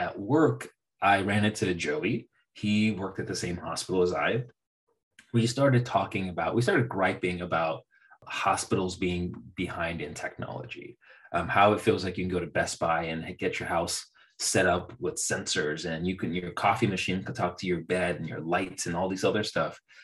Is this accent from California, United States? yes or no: yes; Bay Area of California, United States; also born or lived in Central Valley, California; I grew up in the Bay Area of California, and then I moved to the Central Valley for college